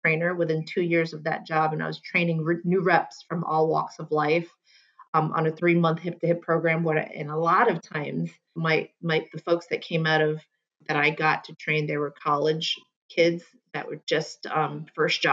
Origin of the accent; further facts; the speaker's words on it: New York City, New York, United States; also born or lived in Long Island; I'm from New York City. I grew up in Queens and Long Island